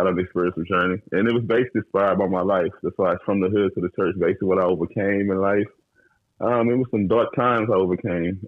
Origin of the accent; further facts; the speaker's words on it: Brooklyn, Illinois, United States; now in Texas, United States; I'm originally from Brooklyn, Illinois